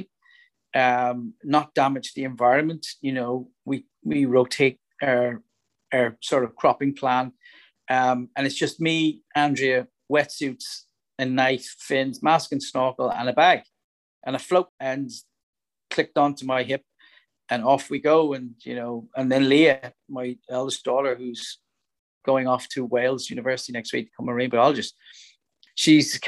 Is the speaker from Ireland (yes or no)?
yes; Dublin, Leinster, Ireland; now in Northern Ireland, United Kingdom; when I was growing up in Dublin